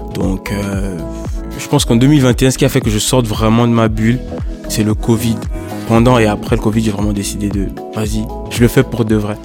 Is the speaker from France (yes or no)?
no; Gabon; je suis gabonais